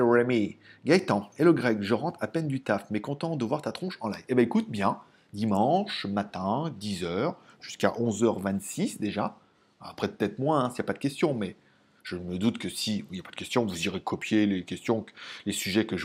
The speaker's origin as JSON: {"language": "French", "town": "Lyon", "region": "Auvergne-Rhône-Alpes", "country": "France", "tie": "born there", "said": "Ouais, je sais, je sais, je suis né à Lyon, je suis né au Tonkin. Je connais bien Lyon."}